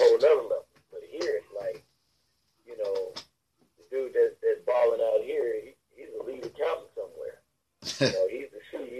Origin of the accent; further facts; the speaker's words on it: Pasadena, California, United States; also born or lived in Lubbock, Texas; now in Atlanta, United States; So I'm from Los Angeles. I'm from Pasadena, California. And, I lived in Texas, in Lubbock, Texas for 7 years